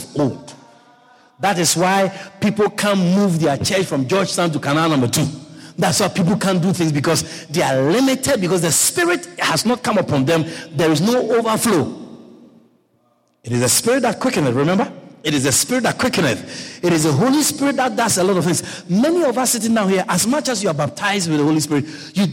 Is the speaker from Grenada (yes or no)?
no; Ghana; also born or lived in Virginia; now in Guyana; Where I come from, where I was born. I was born in Ghana, West Africa. I'm not a Nigerian. I'm a Ghanaian